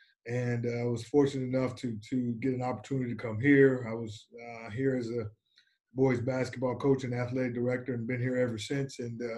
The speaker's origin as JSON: {"language": "English", "town": "Muskegon Heights", "region": "Michigan", "country": "United States", "tie": "born or raised there", "said": "I born and raised in Muskegon Heights, Michigan. Attended Muskegon Heights Public Schools, graduate from there, proud graduate."}